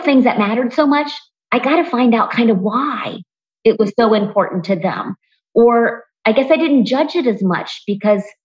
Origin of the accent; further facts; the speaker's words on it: Springfield, Ohio, United States; I grew up in Springfield, Ohio